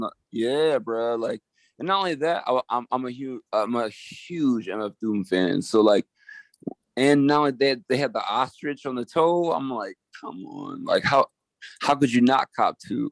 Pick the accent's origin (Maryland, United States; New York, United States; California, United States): New York, United States; Geneva; also born or lived in Utica, New York; I grew up in Geneva